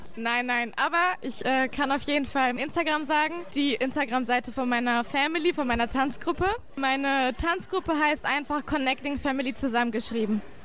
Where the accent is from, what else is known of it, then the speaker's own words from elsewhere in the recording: Bielefeld, North Rhine-Westphalia, Germany; ich komme aus Bielefeld.